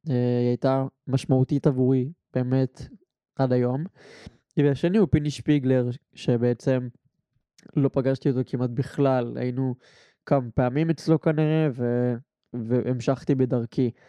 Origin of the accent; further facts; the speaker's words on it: Rishon LeZion, Central District, Israel; ושהוא היה משמעותי ומהותי גם לעיר ראשון לציון שאני גדלתי בה ועדיין גר בה כל החיים.